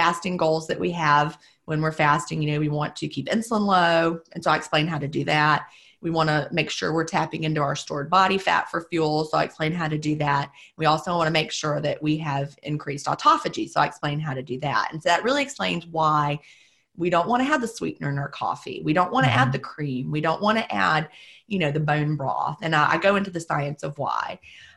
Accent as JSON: {"language": "English", "region": "the South", "country": "United States", "said": "being a Southerner"}